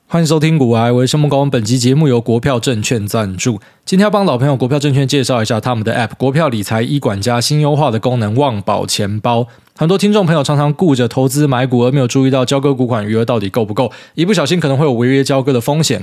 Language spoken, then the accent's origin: Chinese; Miaoli County, Taiwan; 我以为只有他妈我们苗栗人会整天在那边放烟火